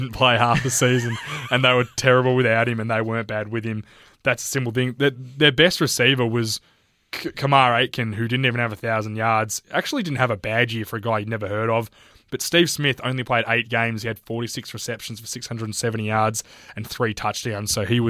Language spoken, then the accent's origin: English; Australia; as an Australian